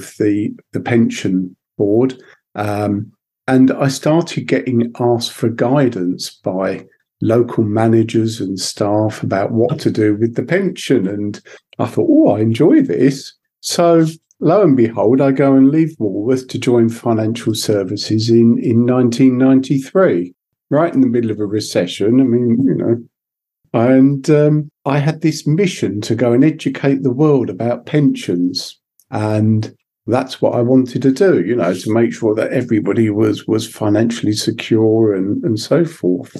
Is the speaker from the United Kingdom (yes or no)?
yes; Sussex, South East England, United Kingdom; I was brought up in Sussex